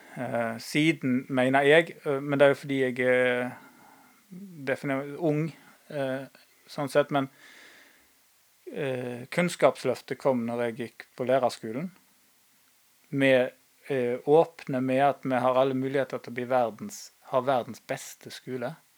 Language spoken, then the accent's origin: Norwegian; Norway; vi vokste opp på Haga